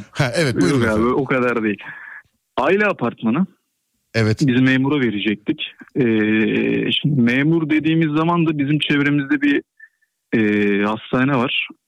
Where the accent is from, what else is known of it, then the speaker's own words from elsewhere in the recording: Istanbul, Turkey; İstanbul Başakşehir.